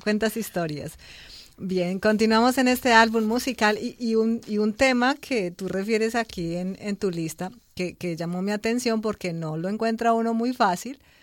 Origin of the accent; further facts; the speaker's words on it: Bogotá, Colombia; los bogotanos hablamos muy rápido